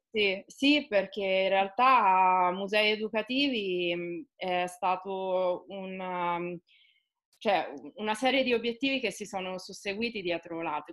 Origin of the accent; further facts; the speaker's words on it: Osimo, Marche, Italy; now in Recanati, Italy; Io vivo a Recanati, sono di Osimo, eh, quindi lavoro e vivo nel contesto marchigiano